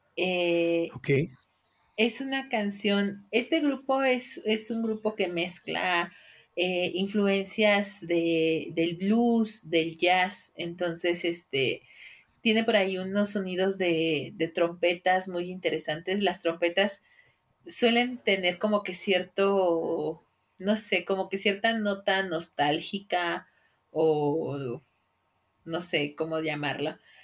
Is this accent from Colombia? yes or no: no; Mexico; como mexicanos